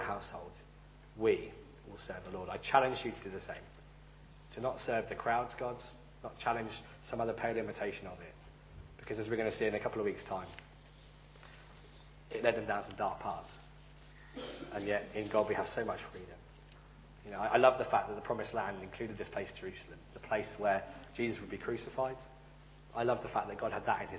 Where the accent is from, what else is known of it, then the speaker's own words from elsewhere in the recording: United Kingdom; I'm British, I don't speak Romanian